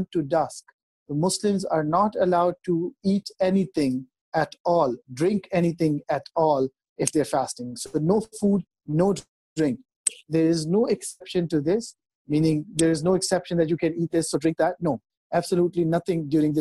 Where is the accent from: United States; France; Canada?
Canada; moved away; I grew up in Canada